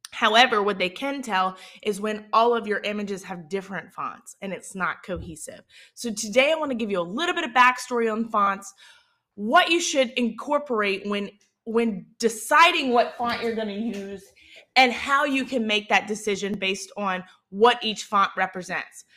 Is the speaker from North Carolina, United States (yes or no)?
no; Southern Mississippi, United States; accent: Southern Mississippi; my Southern Mississippi accent